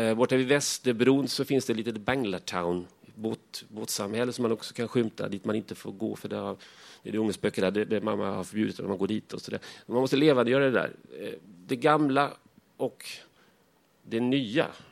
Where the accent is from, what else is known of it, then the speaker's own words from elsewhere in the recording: Värnamo, Jönköping County, Sweden; moved away as an adult; now in Stockholm, Sweden; Efter 20 år hemma i Värnamo